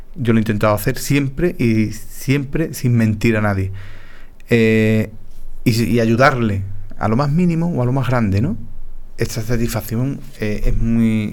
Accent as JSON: {"language": "Spanish", "town": "Paterna", "country": "Spain", "said": "alcalde de mi pueblo, como así lo fue mi padre"}